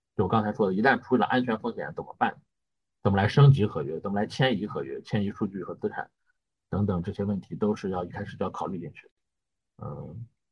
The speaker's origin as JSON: {"language": "Chinese", "region": "northern China", "country": "China", "moved": "as an adult", "lives_now": "New Zealand", "said": "我们作为北方人嘛"}